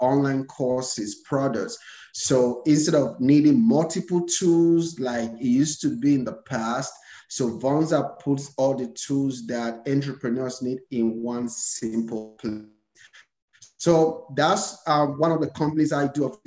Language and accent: English; Nigeria; moved away as an adult; now in United States; I was born and raised in Nigeria. So I came to America a couple of years ago